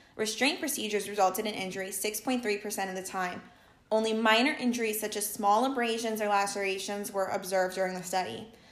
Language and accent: English; Jersey Shore, New Jersey, United States; I was also born and raised on the Jersey Shore where I continue to reside.